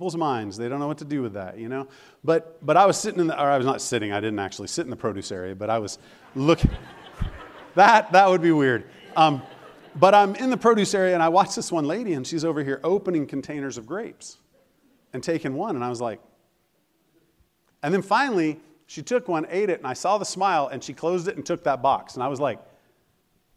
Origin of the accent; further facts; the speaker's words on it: Colorado, United States; moved away; I am from Colorado